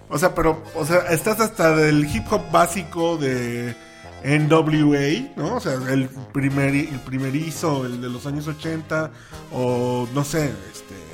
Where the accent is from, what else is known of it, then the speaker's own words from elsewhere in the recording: Mexico; Y cumple, digamos que cumple con su función que sea lo que escuchamos todo el tiempo como mexicanos.